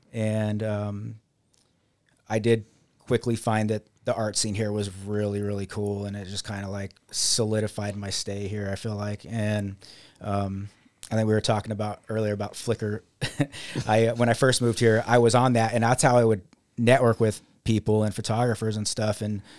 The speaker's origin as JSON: {"language": "English", "town": "Las Vegas", "region": "Nevada", "country": "United States", "also_born_or_lived": "Utica", "moved": "yes", "lives_now": "Rochester, United States", "said": "I am originally from Las Vegas, Nevada, and I moved here, not to Rochester, but I first moved to Utica, and I was there for 8 years."}